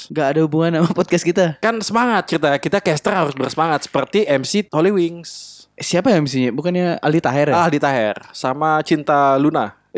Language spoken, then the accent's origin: Indonesian; Bali, Indonesia; oh kita orang Bali harus suka pakai